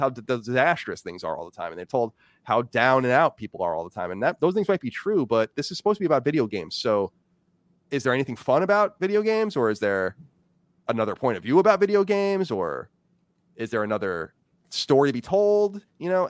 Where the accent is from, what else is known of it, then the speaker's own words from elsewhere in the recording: Long Island, New York, United States; now in Virginia, United States; I grew up on Long Island, very diverse place